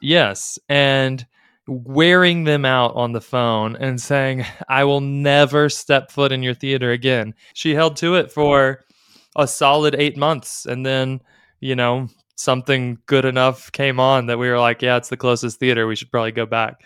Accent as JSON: {"language": "English", "town": "Dallas", "region": "Texas", "country": "United States", "tie": "born or raised there", "said": "I grew up in Dallas in the in the 80s"}